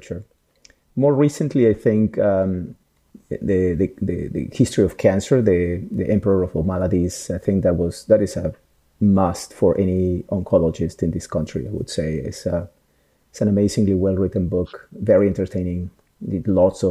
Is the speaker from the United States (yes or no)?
no; Peru; moved away; I'm Peruvian. I was born in Peru